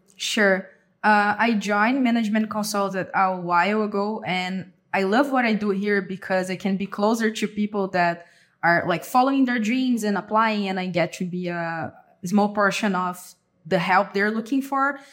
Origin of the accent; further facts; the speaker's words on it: Avaré, São Paulo, Brazil; moved away as an adult; now in São Paulo, Brazil; I'm from Brazil. I was born and raised in Avaré, a city in the countryside. Currently, I live in São Paulo